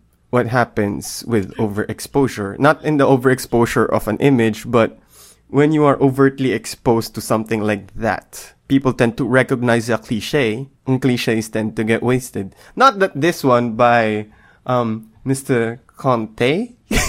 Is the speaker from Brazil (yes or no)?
no; Philippines; we're Filipino